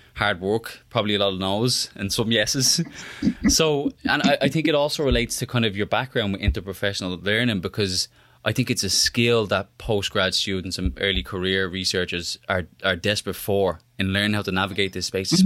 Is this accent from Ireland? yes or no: yes; Ireland; moved away; I'm Irish